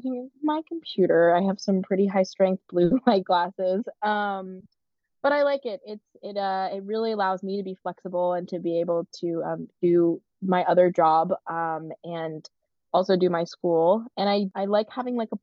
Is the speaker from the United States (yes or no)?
yes; Charlotte, North Carolina, United States; moved away as an adult; now in Maine, United States; I grew up in Charlotte, North Carolina